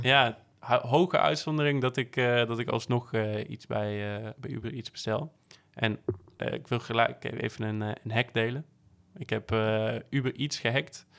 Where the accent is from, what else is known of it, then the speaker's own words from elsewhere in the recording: Netherlands; also born or lived in Barcelona; als Nederlander